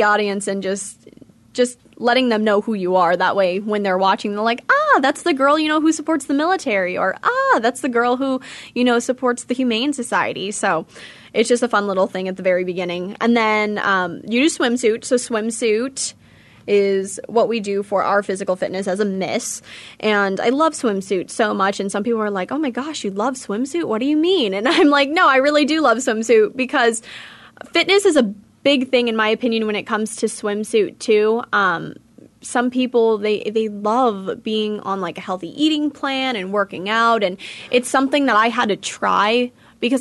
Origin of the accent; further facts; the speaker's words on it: California, United States; now in Phoenix, United States; I'm from California